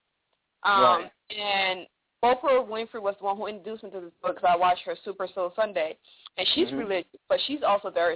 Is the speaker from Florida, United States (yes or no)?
no; Las Vegas, Nevada, United States; moved away; One of my really good friends I grew up with in Vegas